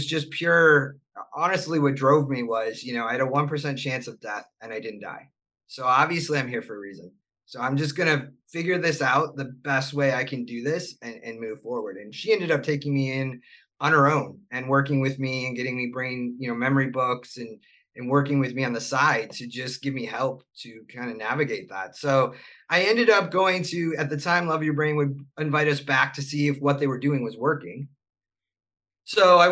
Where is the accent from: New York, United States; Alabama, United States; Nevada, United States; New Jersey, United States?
New York, United States; Buffalo; moved away; also born or lived in Charlotte; I grew up in Buffalo.